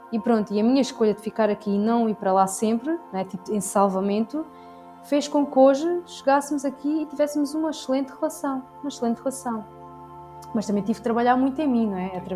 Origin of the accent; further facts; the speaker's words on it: Alentejo, Portugal; Sim, eu sou do Alentejo. Quer dizer, sim, do Alentejo.